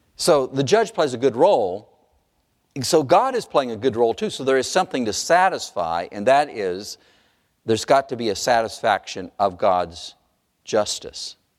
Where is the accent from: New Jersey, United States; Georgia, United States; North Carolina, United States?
North Carolina, United States; I grew up in North Carolina